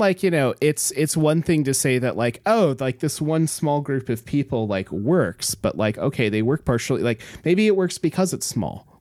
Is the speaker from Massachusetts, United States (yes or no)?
no; Homer, Alaska, United States; moved away; we grew up in Homer